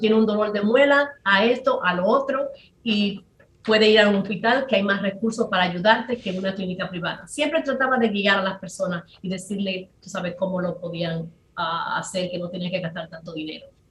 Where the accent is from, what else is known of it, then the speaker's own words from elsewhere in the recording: San Pedro de Macorís, Dominican Republic; moved away as an adult; also born or lived in New York / New Jersey; now in United States; en Macorís, que es de que yo soy